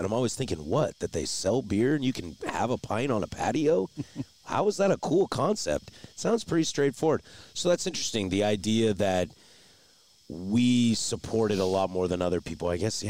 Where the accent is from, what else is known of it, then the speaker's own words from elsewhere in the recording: Pacific Northwest, United States; also born or lived in Portland, Oregon; I'm from the Northwest, you know, I'm born and raised in the Northwest, Washington, Oregon specifically.